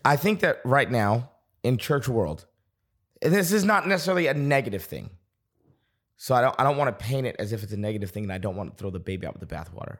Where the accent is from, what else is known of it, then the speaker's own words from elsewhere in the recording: Boston, Massachusetts, United States; moved away as an adult; also born or lived in North Carolina; now in Dallas, United States; I was on staff at a church in Boston, getting, I was twenty-two years old, on staff. It was a church I'd grown up in.